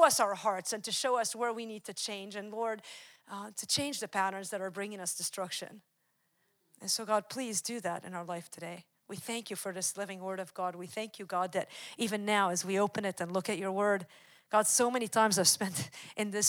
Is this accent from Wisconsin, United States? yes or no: yes; Wisconsin, United States; I'm from Wisconsin.